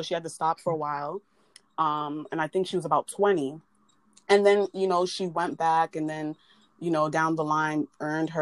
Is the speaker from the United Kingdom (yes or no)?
no; United States; my parents weren't born here. They're from Jamaica, but I was born here